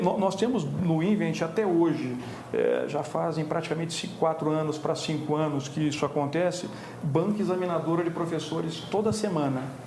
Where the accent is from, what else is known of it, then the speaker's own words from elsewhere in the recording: Minas Gerais, Brazil; moved away; also born or lived in Rio de Janeiro / São Paulo; eu sou mineiro